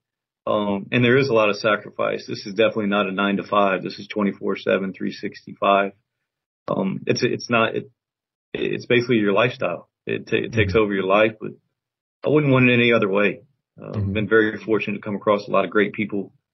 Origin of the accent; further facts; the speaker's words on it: Houston, Texas, United States; moved away as an adult; also born or lived in Cleveland, Ohio; now in Statesboro, United States; I was born and raised in Houston